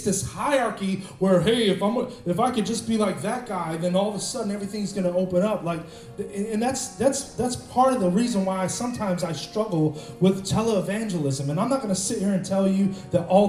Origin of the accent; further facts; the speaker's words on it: Cleveland, Ohio, United States; I'm from Cleveland